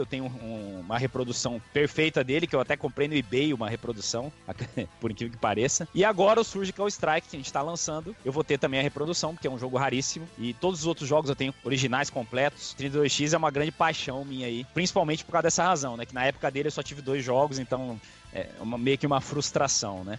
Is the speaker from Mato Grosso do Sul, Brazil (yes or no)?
yes; Campo Grande, Mato Grosso do Sul, Brazil; Quando voltei pra minha cidade natal, para Campo Grande